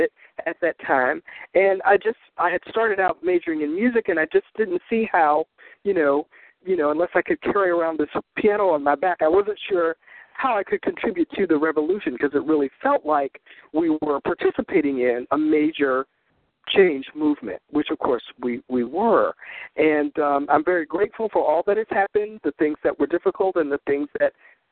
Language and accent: English; Smithfield, North Carolina, United States; also born or lived in Chicago, Illinois; now in New York City, United States; I grew up in Smithfield, North Carolina, quite a long time ago